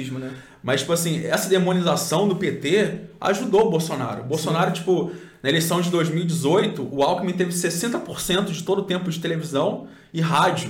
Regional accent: Cabo Frio, Rio de Janeiro, Brazil; Eu sou de Cabo Frio também

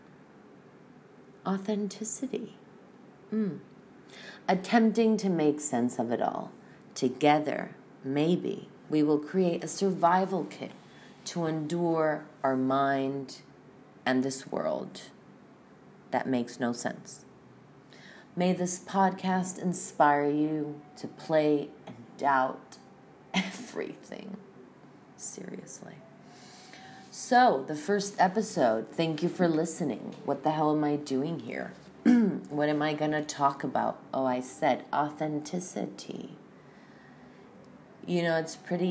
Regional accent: El Salvador; moved away as an adult; I'm from El Salvador.

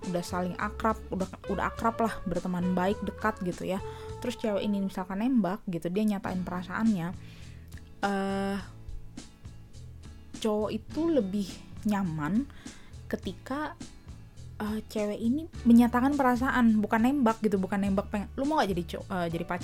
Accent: Indonesia; gue memang orang Indonesia ya uh, kedua orang tua gue berasal dari Indonesia asli

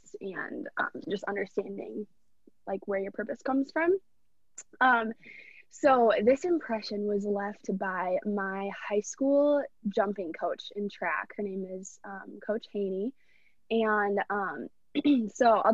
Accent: Minnetonka, Minnesota, United States; I'm from Minnetonka, Minnesota, right outside of Minneapolis. I live at home with my parents

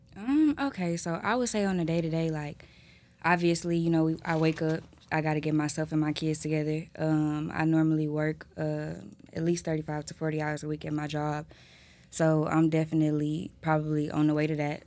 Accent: Houston, Texas, United States; I'm from Houston

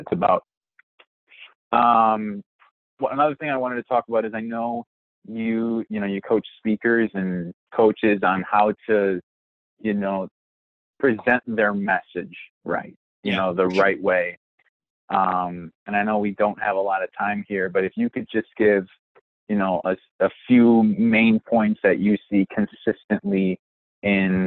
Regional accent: Wisconsin, United States; I'm from Wisconsin

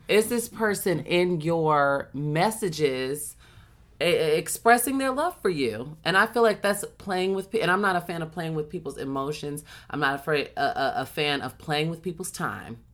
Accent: Chicago, Illinois, United States; I have, had a huge house uh, that I grew up in in Chicago.

